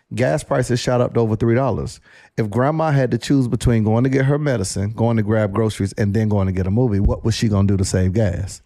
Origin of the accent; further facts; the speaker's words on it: Panama City, Florida, United States; I grew up in Panama City, Florida. Very small town